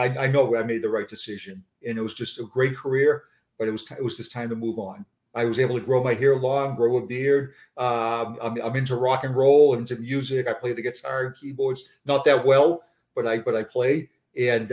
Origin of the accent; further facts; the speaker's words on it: Boston, Massachusetts, United States; accent: Boston; moved away as an adult; also born or lived in Braintree, Massachusetts; now in Florida, United States; my Boston accent